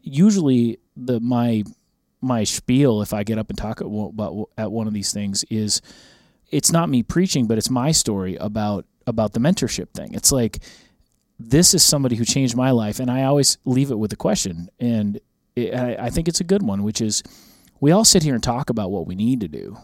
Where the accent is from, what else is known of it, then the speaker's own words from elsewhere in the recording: Minnesota, United States; moved away; I grew up in Minnesota